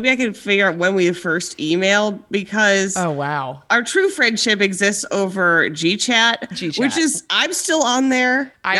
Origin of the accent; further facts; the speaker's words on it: outside Cleveland, Northeast Ohio, United States; moved away as an adult; also born or lived in New York; I'm from outside Cleveland, so Northeast Ohio. And I actually moved to New York after college